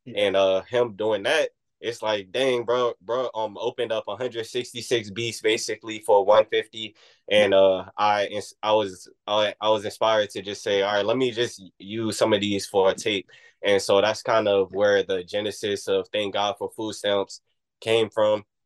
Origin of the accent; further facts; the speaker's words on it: Oxon Hill, Maryland, United States; moved away; also born or lived in Washington, District of Columbia, United States / New Orleans / Oakland; I, am from Oxon Hill